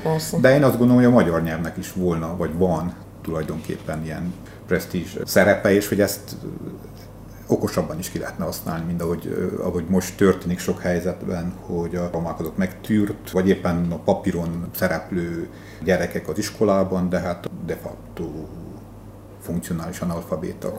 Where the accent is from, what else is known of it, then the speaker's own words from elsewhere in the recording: Székely Land, Romania; én székelyként